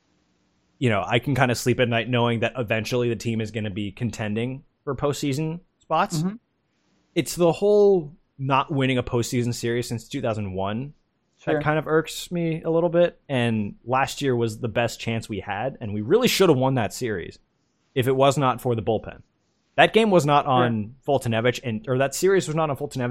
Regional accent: Atlanta, Georgia, United States; my hometown teams

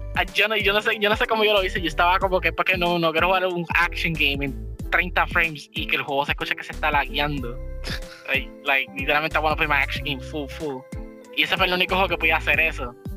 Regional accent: Puerto Rico; Puerto Rico es considerado ser, de toda Latinoamérica, nosotros somos considerados los weird ones, como usamos el español

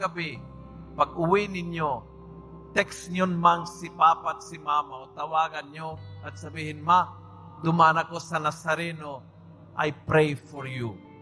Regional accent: Argentina; Tagalog is a second language; moved away as an adult; now in Philippines; Nung ako'y bata pa, bata, binatilyo, sa aming bansa, taga-Argentina po ako, taga-probinsya po ako, sa aming bansa

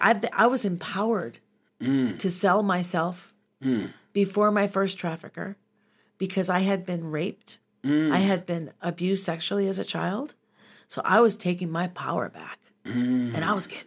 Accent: Minnesota, United States; And I'm from Minnesota originally, and so I have a deep, dark knowledge of our city's history.

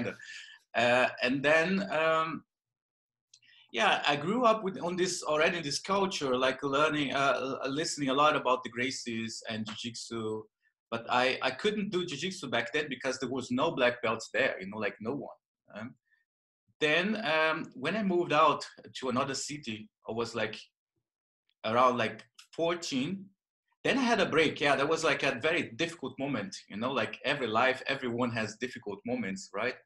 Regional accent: Belém, Pará, Brazil; English is a second language; moved away; as you can notice by my accent, I'm Brazilian, right? So I was born in the north of Brazil. Like my town is called Belém

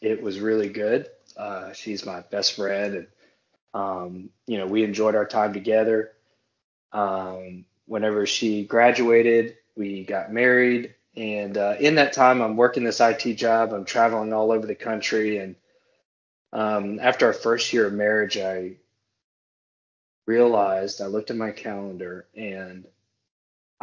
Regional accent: Moss Bluff, Louisiana, United States; moved away as an adult; also born or lived in Baton Rouge, Louisiana / Eastern Shore, Alabama; now in Eastern Shore area near Mobile, Alabama, United States; I'm not from Baton Rouge. I am from a small town called, I don't even think it's technically a town yet, Moss Bluff, Louisiana

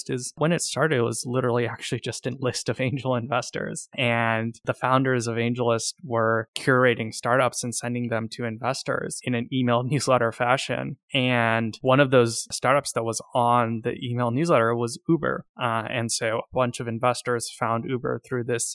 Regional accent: Silicon Valley, California, United States; now in San Francisco, United States; I grew up in Silicon Valley and I'm based in San Francisco.

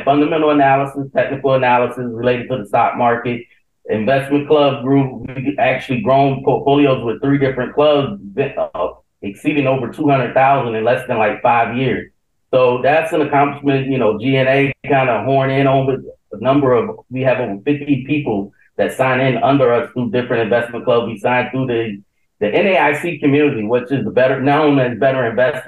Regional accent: South Carolina, United States; moved away as an adult; also born or lived in Baltimore–Washington, D.C. area; now in Baltimore, United States; I'm originally from South Carolina

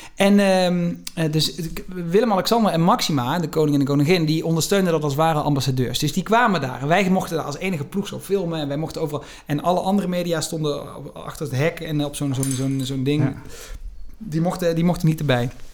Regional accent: Venlo, Limburg, Netherlands; accent: soft G; ik in mijn geboortestad uh, Prins Carnaval werd

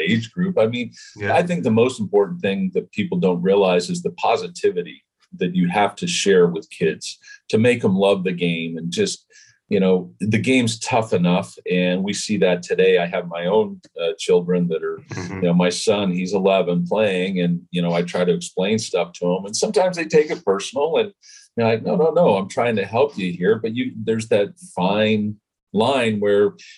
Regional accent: Utah, United States; I was growing up in Utah, not a whole big hotbed for baseball

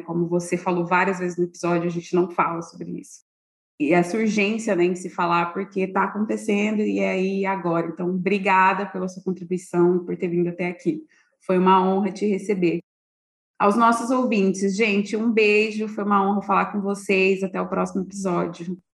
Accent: Brazil; para a gente, enquanto brasileiros

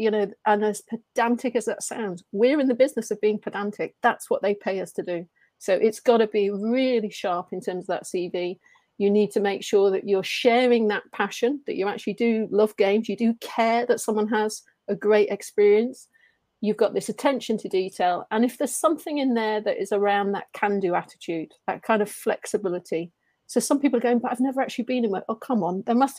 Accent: Brazil; first language Portuguese; English is a second language; moved away as an adult; now in England; So when I say native, yes, I am from Brazil. I speak Portuguese, Brazilian, but I've been over in England for 8 years.

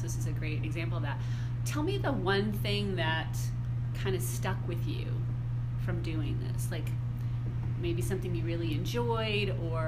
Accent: Midwest, United States; I'm from the Midwest too, so I know Ohio

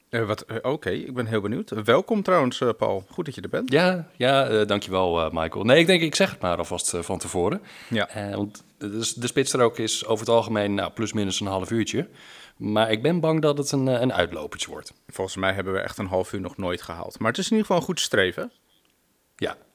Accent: Leiden, South Holland, Netherlands; now in Oestgeest, Netherlands; Nou, ik kom uit het centrum van Leiden en ik dacht van, nou, ik ga de rust van Oestgeest in.

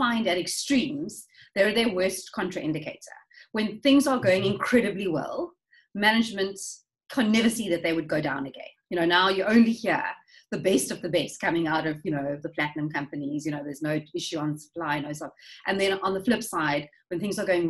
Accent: South Africa; as South Africans

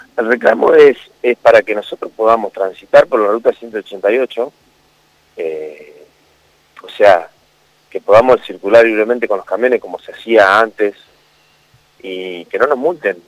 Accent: San Nicolás de los Arroyos, Buenos Aires Province, Argentina; No somos de otro lado, somos ciudadanos de San Nicolás

